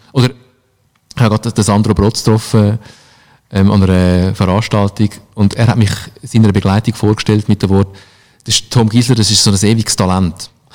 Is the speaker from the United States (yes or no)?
no; Switzerland; bei uns in der Schweiz